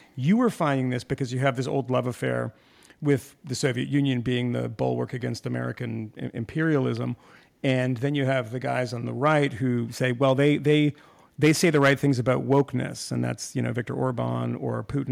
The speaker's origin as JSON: {"language": "English", "country": "Iran", "tie": "born or raised there", "moved": "yes", "said": "I was born in Iran"}